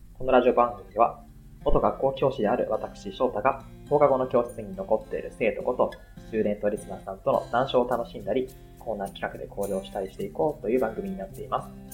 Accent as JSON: {"language": "Japanese", "region": "Aichi", "country": "Japan", "tie": "born or raised there", "also_born_or_lived": "Tokyo", "moved": "as an adult", "said": "地元愛知"}